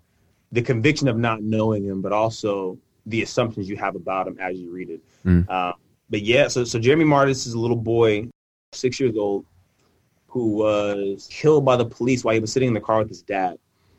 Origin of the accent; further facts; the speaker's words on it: Mississippi, United States; also born or lived in California; I was born in California, but I grew up in Mississippi. So again, vastly different spaces, vastly different experiences. And so my California family thinks I have a Southern accent. My Southern family thinks I have a California accent.